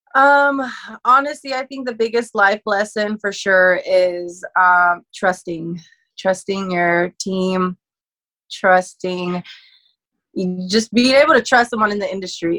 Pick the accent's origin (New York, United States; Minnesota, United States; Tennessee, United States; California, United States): California, United States; born or raised there